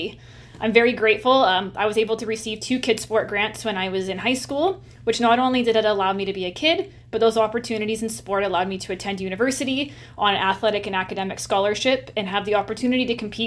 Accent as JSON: {"language": "English", "town": "Nanaimo", "region": "British Columbia", "country": "Canada", "tie": "born or raised there", "said": "my hometown in Nanaimo"}